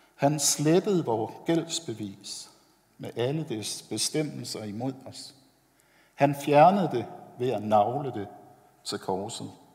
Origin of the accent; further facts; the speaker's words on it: Copenhagen, Capital Region of Denmark, Denmark; Jeg er vokset op ovre på Vesterbro i København